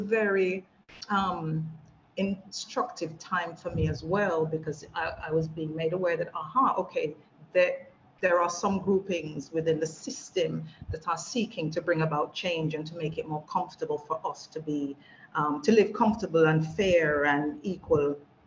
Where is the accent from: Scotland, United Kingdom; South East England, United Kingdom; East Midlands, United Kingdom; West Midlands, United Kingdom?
West Midlands, United Kingdom; Wolverhampton; moved away as an adult; now in Jamaica; my hometown of Wolverhampton